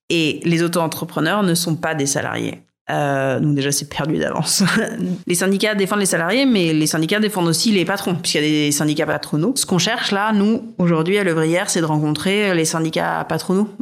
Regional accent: Rouen, Normandy, France; moved away as an adult; also born or lived in Paris; je suis normande, j'ai grandi à Rouen, j'y suis restée jusqu'au bac

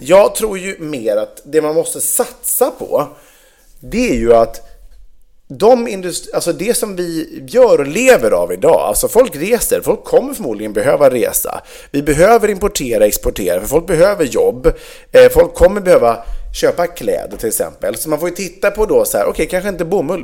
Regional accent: Vegby, Västra Götaland, Sweden; Vegby, där jag är uppvuxen

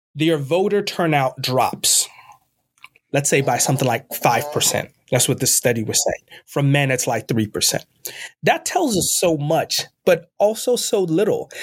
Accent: Ghana; also born or lived in Northeast United States / Midwest United States; now in United States; I was born and raised in Ghana, West Africa. I'm an immigrant in this country, uh, and I've lived most of my time in the U S in the Northeast and in the Midwest

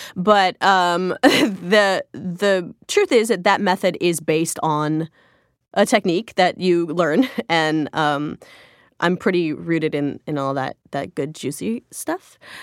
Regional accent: Joliet, Illinois, United States; I grew up in Joliet, Illinois

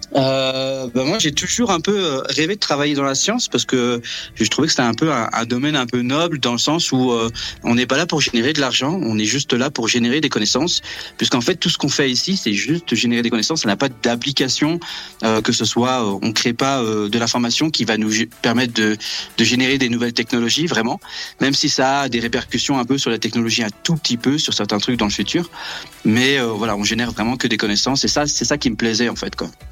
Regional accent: Brittany, France; moved away as an adult; now in Antarctica; je viens de Bretagne

